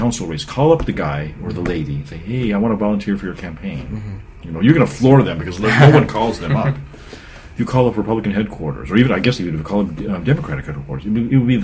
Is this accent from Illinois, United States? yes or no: no; Parma, Ohio, United States; also born or lived in Seven Hills, Ohio; I grew up in Parma, Seven Hills